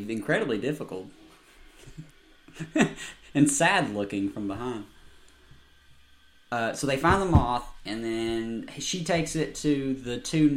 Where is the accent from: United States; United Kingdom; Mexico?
United States; the South; I'm from the South